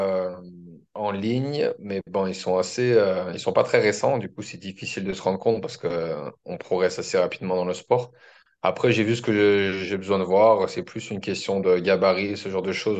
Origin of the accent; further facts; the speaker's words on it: France; moved away as an adult; also born or lived in Australia; now in Auckland, New Zealand; je suis français